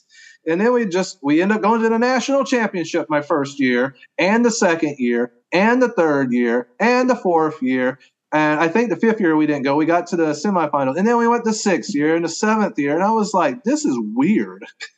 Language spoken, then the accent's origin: English; Southeast, United States; I came from the Southeast. I went to Tennessee.